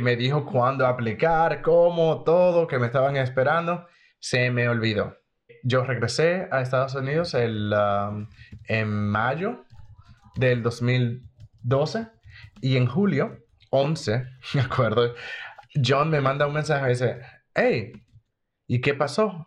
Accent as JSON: {"language": "Spanish", "country": "Dominican Republic", "moved": "as an adult", "lives_now": "United States", "said": "Soy dominicano, de la República Dominicana"}